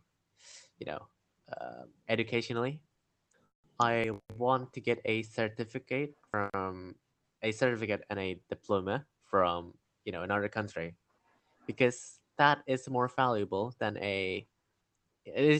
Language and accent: English; Indonesia; I'm a student from Indonesia